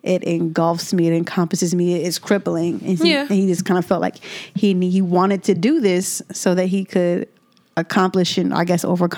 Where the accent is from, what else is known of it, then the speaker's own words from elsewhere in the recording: Philadelphia, Pennsylvania, United States; This dude is from my hometown.